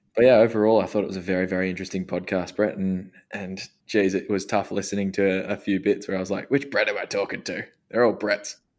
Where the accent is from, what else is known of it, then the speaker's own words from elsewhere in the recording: Australia; growing up in Australia